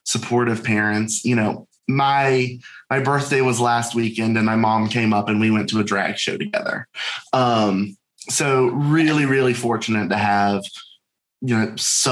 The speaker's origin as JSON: {"language": "English", "town": "Charlotte", "region": "North Carolina", "country": "United States", "said": "I'm originally from Charlotte, North Carolina"}